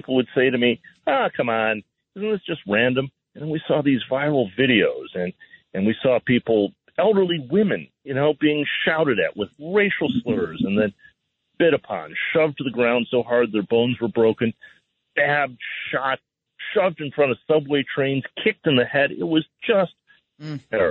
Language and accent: English; United States; also born or lived in California / Detroit; I was born here in the States